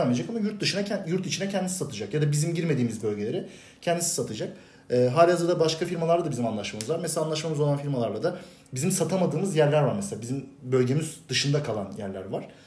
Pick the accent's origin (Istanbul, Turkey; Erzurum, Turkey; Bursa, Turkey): Bursa, Turkey; doğdum büyüdüm. Bursa'da yaşıyorum.